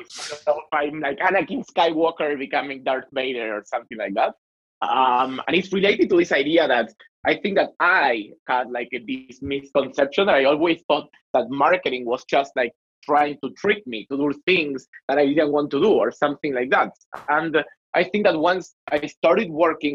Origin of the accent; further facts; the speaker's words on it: Argentina; accent: Latin; English is a second language; my sexy Latin accent, I'm from Argentina.